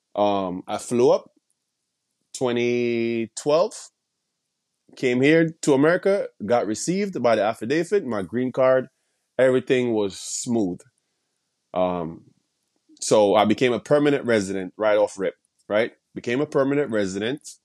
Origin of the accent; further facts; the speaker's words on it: Jamaica; moved away as an adult; now in United States; I was born and raised in Jamaica